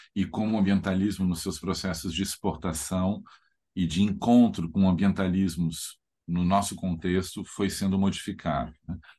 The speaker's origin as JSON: {"language": "Portuguese", "region": "Rio Grande do Sul", "country": "Brazil", "said": "eu sou gaúcho"}